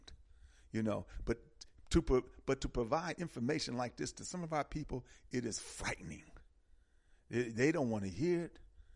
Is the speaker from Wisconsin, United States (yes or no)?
yes; Milwaukee, Wisconsin, United States; moved away as an adult; now in Atlanta, United States; I'm from Milwaukee